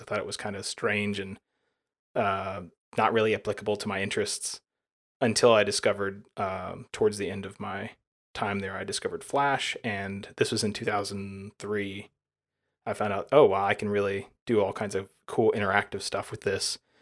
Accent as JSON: {"language": "English", "area": "near Birmingham", "region": "Alabama", "country": "United States", "tie": "born or raised there", "said": "I live in Birmingham, Alabama, and I was born right near there"}